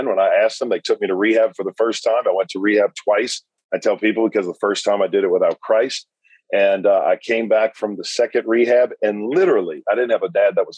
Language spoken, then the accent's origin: English; South Louisiana, United States; now in Hendersonville, United States; I was raised in South Louisiana